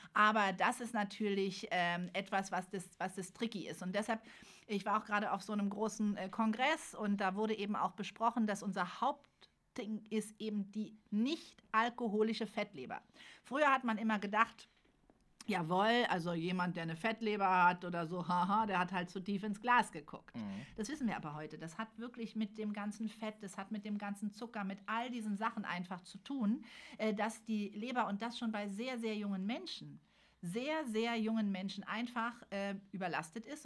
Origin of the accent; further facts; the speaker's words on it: Berlin, Germany; ich bin geboren in Berlin